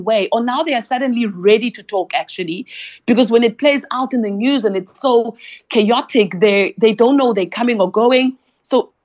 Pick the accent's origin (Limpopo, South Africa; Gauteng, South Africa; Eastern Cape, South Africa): Eastern Cape, South Africa; East London; my hometown in East London